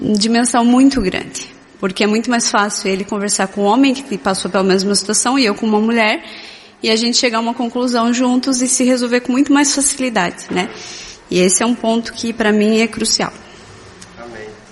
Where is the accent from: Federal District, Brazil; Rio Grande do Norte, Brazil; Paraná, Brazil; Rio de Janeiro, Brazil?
Paraná, Brazil; Curitiba; moved away; Eu sou de Curitiba, meu esposo é de Minas, então a gente tem a família longe